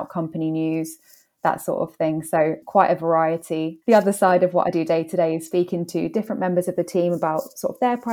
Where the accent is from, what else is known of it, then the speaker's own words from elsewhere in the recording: London, United Kingdom; moved away as an adult; now in Manchester, United Kingdom; as you can probably tell from my accent, I'm not from Manchester. So I grew up in London. Moved up to Manchester for a university and just stayed since.